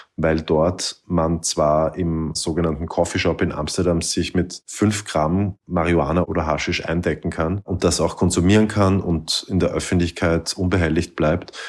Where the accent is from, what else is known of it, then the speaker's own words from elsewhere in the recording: Austria; Bei uns in Österreich